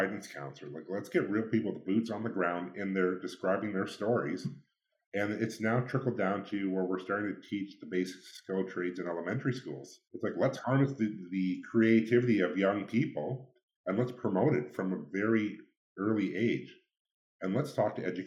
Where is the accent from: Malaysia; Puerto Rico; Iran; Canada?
Canada; Ridgetown, Ontario; now in London, Canada; where I grew up in Ridgetown, it was a predominantly white community